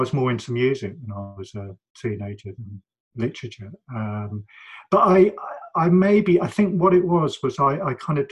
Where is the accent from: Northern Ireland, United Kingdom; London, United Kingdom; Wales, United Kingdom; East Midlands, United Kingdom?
London, United Kingdom; also born or lived in Manchester / Spain; I felt very privileged living in London and growing up in London